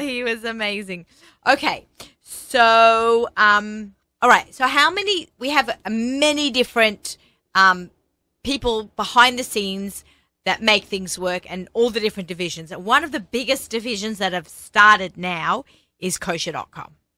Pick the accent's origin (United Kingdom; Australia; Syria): Australia; accent: Aussie; now in New York, United States; I'm Australian